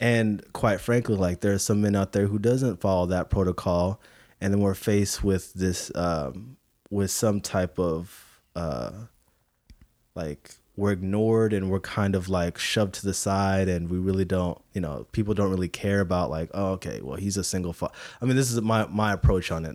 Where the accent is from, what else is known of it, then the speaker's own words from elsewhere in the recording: Philippines; I'm Filipino